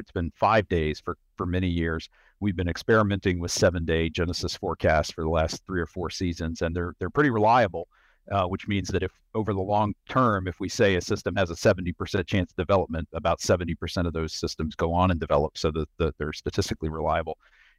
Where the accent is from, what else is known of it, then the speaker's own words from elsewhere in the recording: Virginia, United States; I grew up in Southwest Virginia, a place with lots of interesting weather, you know, all four seasons and winter weather.